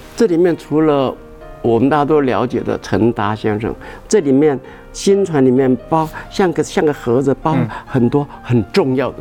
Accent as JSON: {"language": "Chinese", "town": "Xingang", "region": "Chiayi County", "country": "Taiwan", "tie": "born or raised there", "said": "我的故乡新港，我们的老家"}